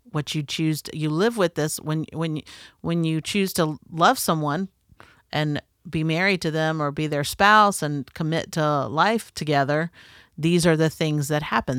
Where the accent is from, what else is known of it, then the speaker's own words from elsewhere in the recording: North Florida, United States; growing up in the South, um, and North Florida is very much the South